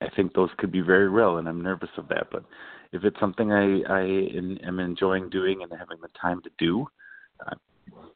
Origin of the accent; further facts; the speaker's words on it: Cottage Grove, Minnesota, United States; I grew up mostly in a town called Cottage Grove, Minnesota, and I went to high school there